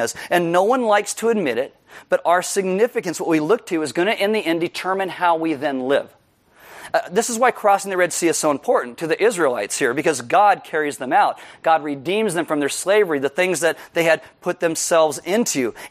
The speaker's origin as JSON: {"language": "English", "country": "United States", "said": "as an American"}